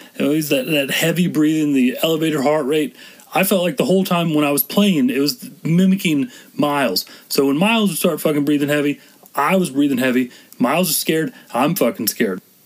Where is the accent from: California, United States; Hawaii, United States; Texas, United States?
Texas, United States; I'm from Texas